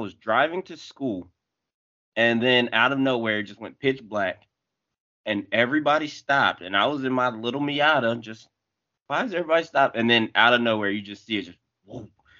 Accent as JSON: {"language": "English", "region": "North Carolina", "country": "United States", "tie": "born or raised there", "said": "Because growing up in North Carolina, like, on the East Coast, everybody knows, you get, like, a week notice."}